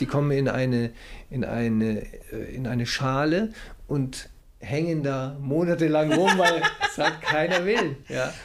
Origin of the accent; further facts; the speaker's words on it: Cologne, North Rhine-Westphalia, Germany; Ich komme aus Köln